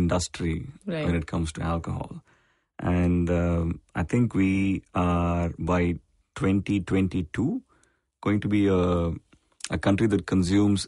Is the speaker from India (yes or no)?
yes; Chennai, Tamil Nadu, India; I was born and raised in Chennai